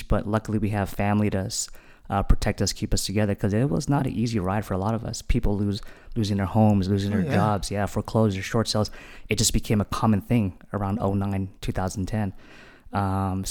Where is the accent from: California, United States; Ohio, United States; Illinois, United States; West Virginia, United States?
California, United States; San Diego; also born or lived in Hawaii; I grew up in Mira Mesa